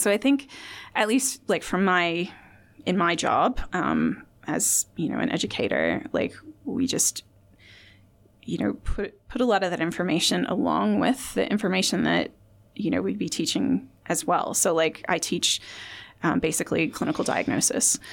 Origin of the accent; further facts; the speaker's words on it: Indiana, United States; now in Australia; I'm from Indiana